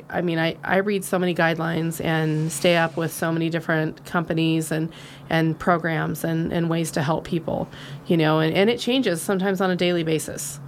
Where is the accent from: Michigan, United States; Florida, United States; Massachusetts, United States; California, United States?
California, United States; Nevada County; also born or lived in Penn Valley, California; I was born and raised here. Actually, the fourth generation of my family to live here.